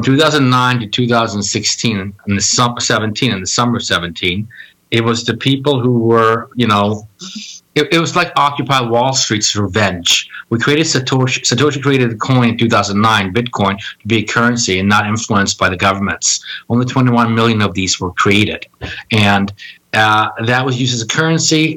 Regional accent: Stockholm, Stockholm County, Sweden; also born or lived in Washington, D.C.; now in New York, United States; I originally was born and raised in Stockholm, Sweden

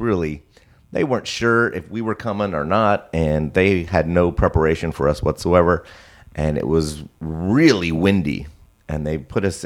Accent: Orange County, California, United States; now in South Bay, California, United States; I grew up in Orange County, but I live in the South Bay now

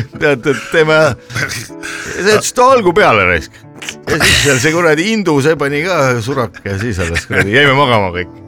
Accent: Estonia; ma olen nüüd eestlane

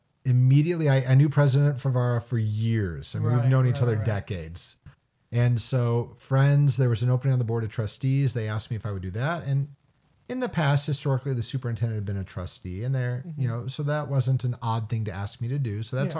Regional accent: Illinois, United States; also born or lived in Indiana; So I was born in Indiana, but we moved to Southern Illinois when I was two. My parents still live there. Greater St. Louis area, right across the river.

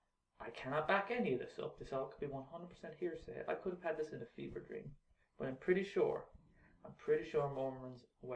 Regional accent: Ireland; we're Irish

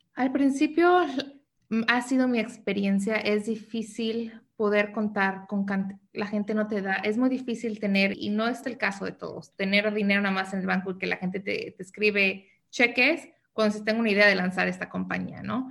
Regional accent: Mexico City, Mexico; also born or lived in New York / San Diego; now in United States; yo nací en la Ciudad de México, entonces soy chilanga, pero me vine a vivir a Estados Unidos desde muy joven

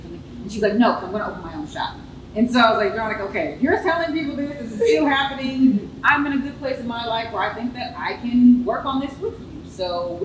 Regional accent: San Jose, California, United States; We are born and raised in San Jose.

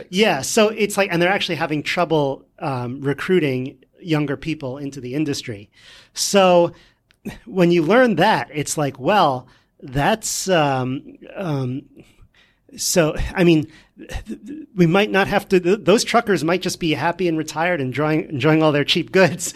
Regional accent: New York, United States; we're from New York here, so if you want to learn how to speak in New York

